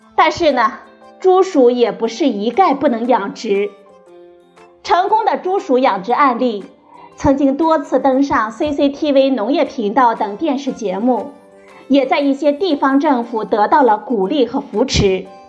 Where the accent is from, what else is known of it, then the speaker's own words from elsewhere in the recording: China; 我们中国人